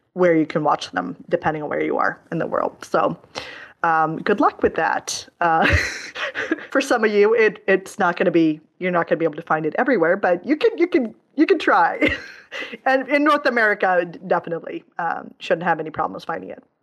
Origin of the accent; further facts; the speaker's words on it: Stockholm, Stockholm County, Sweden; my hometown of Stockholm